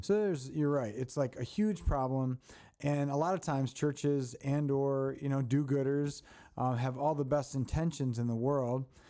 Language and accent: English; Baltimore, Maryland, United States; moved away; I grew up in Baltimore